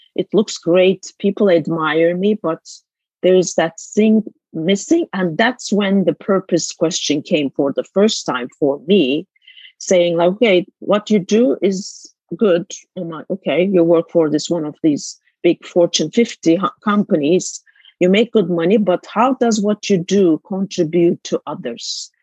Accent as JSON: {"language": "English", "region": "Istanbul", "country": "Turkey", "tie": "born or raised there", "moved": "as an adult", "lives_now": "United States", "said": "I was born in Istanbul, a 11, 12 million populated city at the time. Now it's 17 million actually since I left Istanbul. But it's just like growing up as a city girl"}